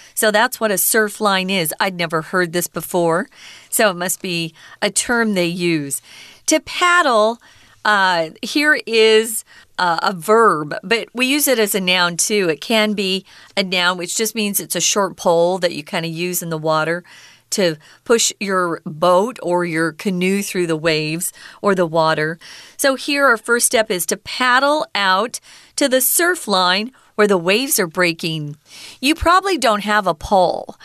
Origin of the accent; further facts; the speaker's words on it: Arizona, United States; I grew up in Arizona where we are not near an ocean